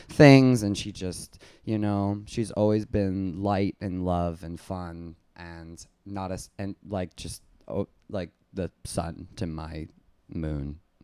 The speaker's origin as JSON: {"language": "English", "town": "West Palm Beach", "region": "Florida", "country": "United States", "tie": "born or raised there", "moved": "yes", "lives_now": "New York City, United States", "said": "originally I'm from West Palm Beach, Florida"}